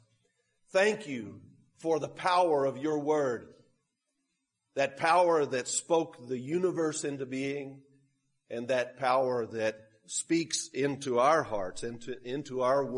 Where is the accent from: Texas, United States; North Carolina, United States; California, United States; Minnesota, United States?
Texas, United States; Sutherland Springs; moved away; also born or lived in Peru; That's actually my hometown